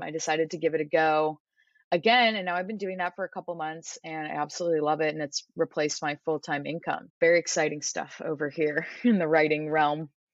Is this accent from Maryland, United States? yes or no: no; San Diego, California, United States; moved away as an adult; also born or lived in Arizona; I was born and raised in San Diego